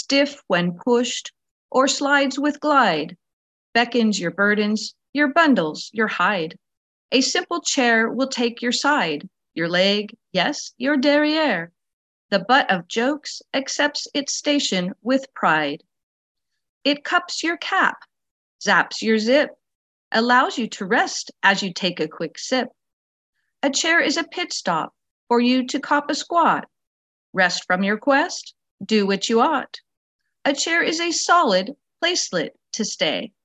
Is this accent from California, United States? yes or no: yes; Roseville, California, United States; I'm from Roseville, California